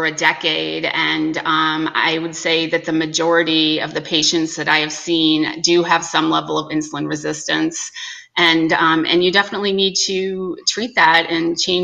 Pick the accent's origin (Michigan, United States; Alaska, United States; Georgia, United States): Michigan, United States; Holland; moved away; also born or lived in Chicago, Illinois / upstate New York; originally I'm from Michigan, Holland, Michigan.